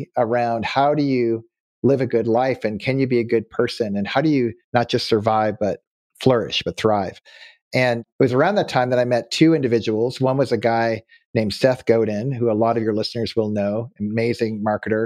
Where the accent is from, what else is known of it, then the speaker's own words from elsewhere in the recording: Nova Scotia, Canada; also born or lived in California; now in Auburn, California, United States; now that I live in California, but I grew up in Nova Scotia, Canada